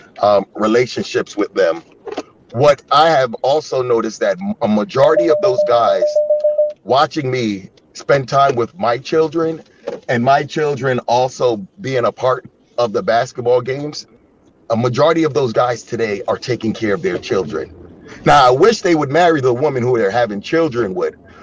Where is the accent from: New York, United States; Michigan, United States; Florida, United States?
New York, United States; Yonkers; moved away as an adult; now in Chicago, United States; I'm from a city called Yonkers.